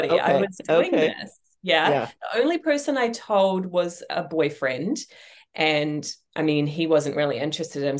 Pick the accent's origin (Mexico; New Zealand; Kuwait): New Zealand; also born or lived in England; now in United States; I left my home country of New Zealand. I first moved to England. I then moved to the United States.